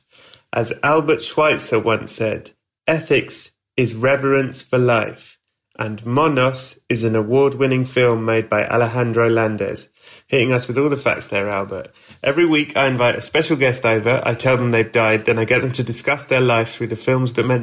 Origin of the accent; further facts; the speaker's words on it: England, United Kingdom; I'm from England